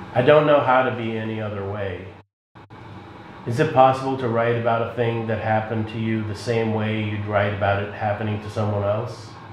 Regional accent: Boston, Massachusetts, United States; also born or lived in Moscow, Russia; now in Chicago, United States; my family and I lived in the Boston area, uh, and before that, uh, we came from the Soviet Union when I was seven in 1978

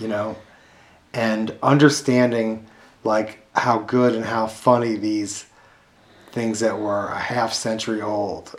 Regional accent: Chicago, Illinois, United States; I grew up mostly in South Shore.

